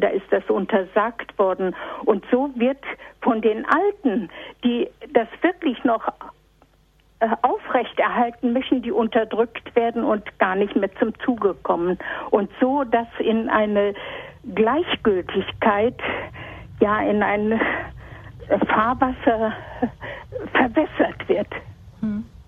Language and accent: German; East Prussia, Warmian-Masurian Voivodeship, Poland; now in Bielefeld, Germany; Ich komme aus Ostpreußen, aus dem Ermland